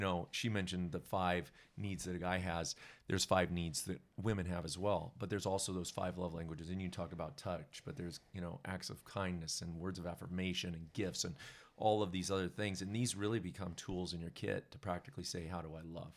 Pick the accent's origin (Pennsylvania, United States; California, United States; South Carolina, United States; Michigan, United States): California, United States; Southern; now in Bend, Oregon, United States; Janice and I both grew up in Southern California